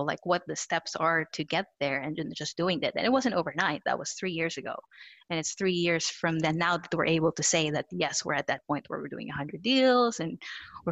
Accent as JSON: {"language": "English", "country": "Philippines", "tie": "born or raised there", "also_born_or_lived": "New Zealand", "moved": "yes", "said": "I had moved from New Zealand. I was born in the Philippines, moved to New Zealand, married Chris. So I moved here."}